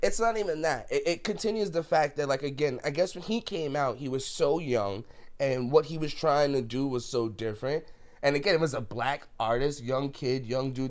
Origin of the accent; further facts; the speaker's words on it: New York City, New York, United States; growing up in the Bronx